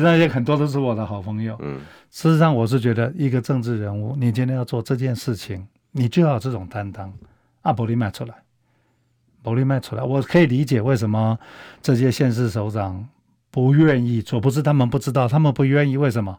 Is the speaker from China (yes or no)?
no; Taiwan; 我们台湾人是见了棺材还不会流泪